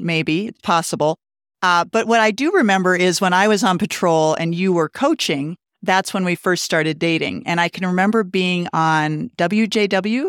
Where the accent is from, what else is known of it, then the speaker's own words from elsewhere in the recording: Montana, United States; moved away as an adult; also born or lived in Colorado Springs, Colorado; now in Steamboat Springs, United States; I grew up in Montana in a ski town